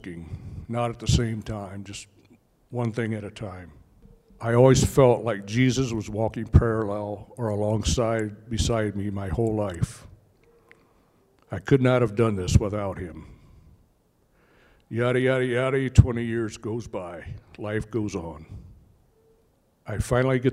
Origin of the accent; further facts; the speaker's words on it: Indiana, United States; I'm from Indiana